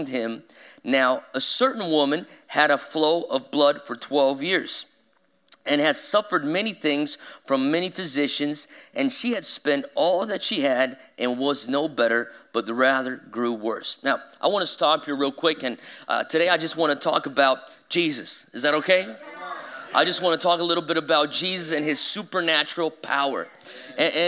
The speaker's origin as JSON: {"language": "English", "region": "São Paulo", "country": "Brazil", "tie": "born or raised there", "moved": "as an adult", "said": "I've loved growing up in Brazil."}